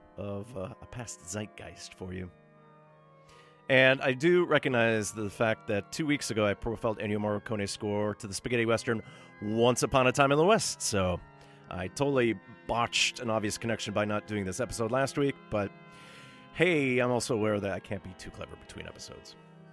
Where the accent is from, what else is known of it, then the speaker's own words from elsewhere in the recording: Montreal, Quebec, Canada; I grew up in Montreal, studied ancient Greek at the University of New Brunswick, and 50 years ago, 1969, worked at Toronto's Coach House Press